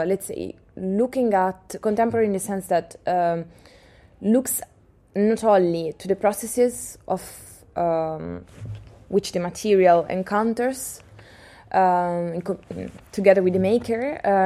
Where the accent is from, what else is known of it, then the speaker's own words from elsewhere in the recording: Pesaro, Marche, Italy; now in Amsterdam, Netherlands; Pesaro, my hometown